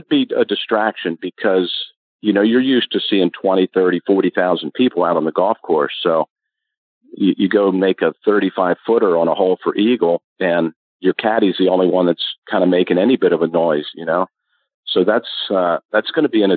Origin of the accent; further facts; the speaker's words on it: Maryland, United States; I was from Maryland.